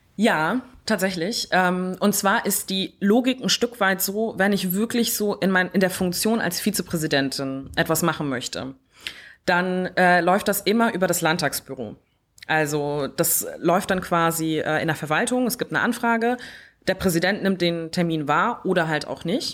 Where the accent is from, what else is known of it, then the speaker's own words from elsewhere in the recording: Neumünster, Schleswig-Holstein, Germany; also born or lived in Kiel; ich komme aus Neumünster